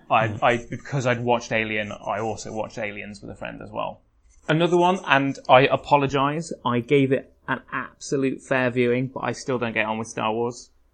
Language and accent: English; England, United Kingdom; we're English